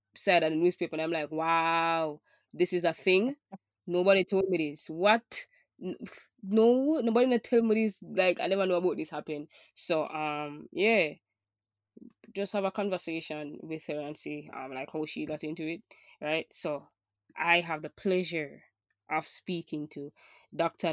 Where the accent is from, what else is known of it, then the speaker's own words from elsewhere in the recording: Jamaica; as a Jamaican